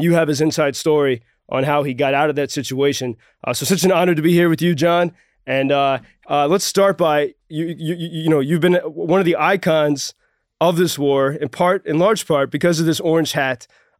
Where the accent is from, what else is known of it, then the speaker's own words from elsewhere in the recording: United States; I'm American